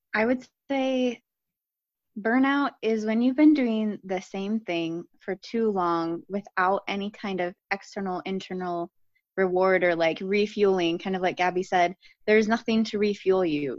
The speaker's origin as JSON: {"language": "English", "town": "Akron", "region": "Ohio", "country": "United States", "tie": "born or raised there", "moved": "as an adult", "said": "I grew up in Akron, Ohio."}